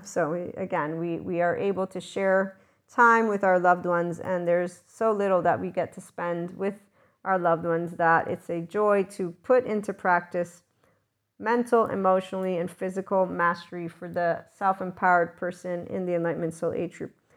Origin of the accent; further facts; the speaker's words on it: United States; my schooling is American, so yes, I'm the American that knows Fahrenheit